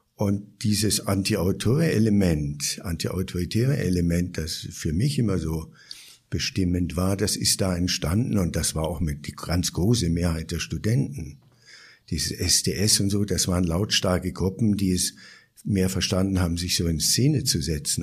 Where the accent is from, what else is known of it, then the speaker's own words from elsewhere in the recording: Bavaria, Germany; also born or lived in Berlin; now in Chiang Mai, Thailand; Ich bin ja so in den Nachkriegsjahren aufgewachsen